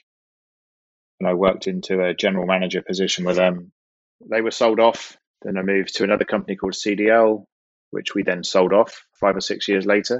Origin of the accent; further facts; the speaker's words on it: Norwich, East of England, United Kingdom; moved away as an adult; also born or lived in Longmont, Colorado, United States; now in Houston, United States; I'm originally from the United Kingdom in the southern part of the UK, a city called Norwich